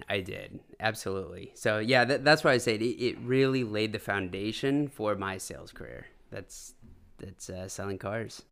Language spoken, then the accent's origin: English; Half Moon Bay, California, United States; moved away as an adult; I actually was born and raised in the Bay Area. Uh, Half Moon Bay, to be specific